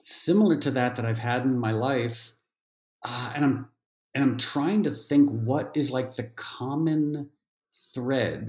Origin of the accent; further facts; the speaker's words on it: New York City, New York, United States; also born or lived in Connecticut; when I was growing up in New York City and Connecticut